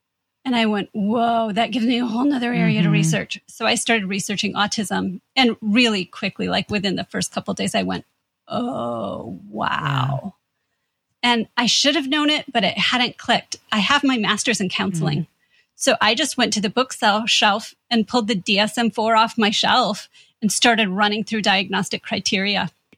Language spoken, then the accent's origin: English; Midwest, United States; And I'll say we're from Indiana and Michigan. So that was a long way from home.